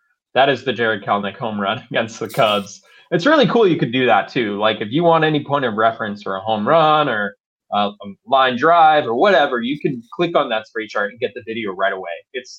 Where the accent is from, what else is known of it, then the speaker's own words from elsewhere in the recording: Maryland, United States; I grew up in Maryland